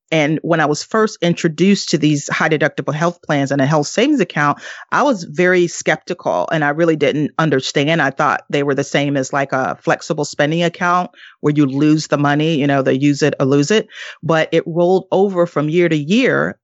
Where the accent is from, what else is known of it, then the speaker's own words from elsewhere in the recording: the South, United States; moved away; also born or lived in northeastern US; I am originally from the South, and now I live in, uh, the, uh, northeast part of the U S